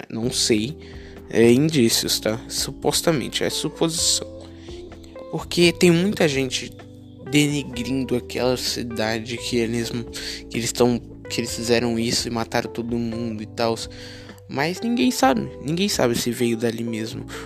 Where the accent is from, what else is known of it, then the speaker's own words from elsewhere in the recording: Florianópolis, Santa Catarina, Brazil; Mas eu sou de Floripa, de SC.